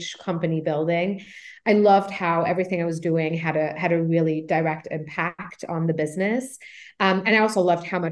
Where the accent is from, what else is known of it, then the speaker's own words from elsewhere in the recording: Luxembourg; moved away as an adult; now in United States; I actually grew up in Europe. I'm originally from Luxembourg